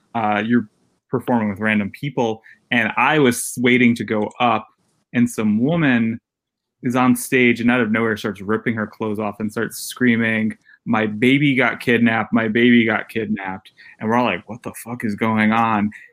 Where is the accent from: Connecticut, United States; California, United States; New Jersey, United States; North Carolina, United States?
Connecticut, United States; New Haven; moved away as an adult; also born or lived in New York; in Connecticut, I'm from New Haven, Connecticut